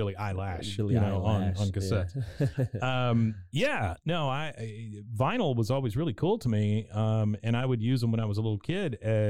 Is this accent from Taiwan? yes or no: yes; Taipei, Taiwan; So I was born in Taiwan, Taipei, Taiwan